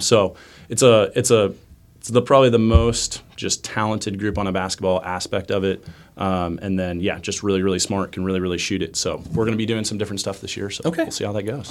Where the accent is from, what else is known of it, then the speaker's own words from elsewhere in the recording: Cheney, Kansas, United States; I'm originally from Cheney, Kansas